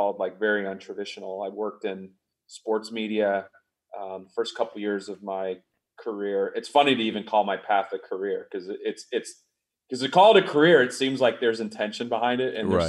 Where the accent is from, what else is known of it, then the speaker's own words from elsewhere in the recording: Atlanta, Georgia, United States; I grew up in the South, you mentioned, in a family of folks that were in the arts. I was fortunate, being from Atlanta